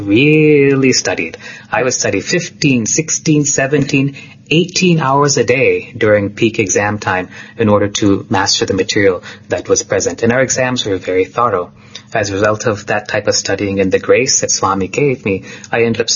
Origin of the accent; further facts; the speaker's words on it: California, United States; Although I was growing up in the United States in California, there was a lot of spiritual activity around me